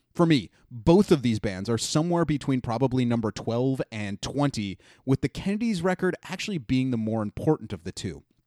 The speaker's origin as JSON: {"language": "English", "town": "Cleveland", "region": "Ohio", "country": "United States", "tie": "born or raised there", "said": "My Hometown Underground Heroes"}